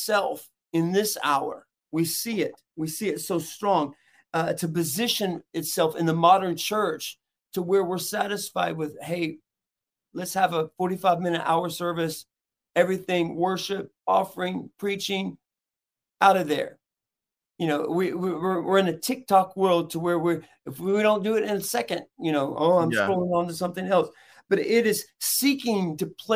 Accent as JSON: {"language": "English", "town": "Chattanooga", "region": "Tennessee", "country": "United States", "said": "from Chattanooga, Tennessee"}